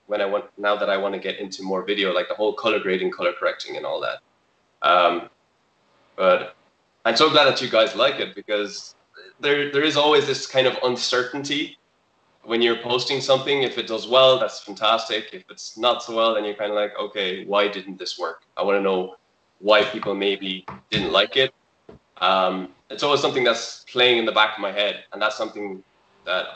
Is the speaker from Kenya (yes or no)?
no; Galway, Connacht, Ireland; I'm a photographer from Galway